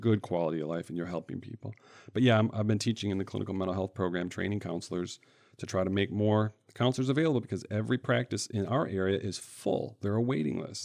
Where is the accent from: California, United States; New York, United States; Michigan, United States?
Michigan, United States; central; I grew up in the Midwest here in Michigan, in central Michigan, a couple different cities